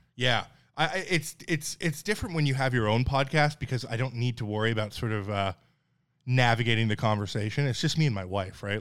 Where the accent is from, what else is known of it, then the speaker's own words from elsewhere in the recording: Newfoundland and Labrador, Canada; moved away; I'm from Newfoundland, Canada, like, pretty white trash